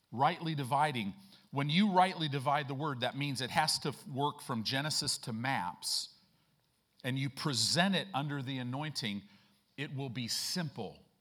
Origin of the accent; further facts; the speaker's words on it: Chicago, Illinois, United States; moved away; I grew up in Chicago